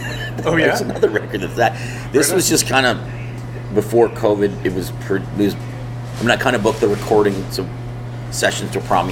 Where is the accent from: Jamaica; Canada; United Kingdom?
Canada; I mean, I really lean into being Canadian.